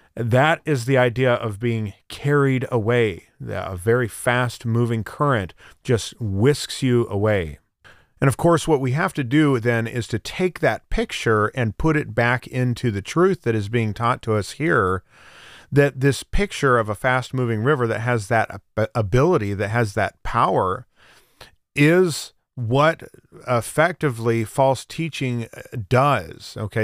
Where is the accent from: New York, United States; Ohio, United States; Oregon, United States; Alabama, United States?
Oregon, United States; Central; now in Florida, United States; I grew up in Central Oregon, uh, in the high desert of Central Oregon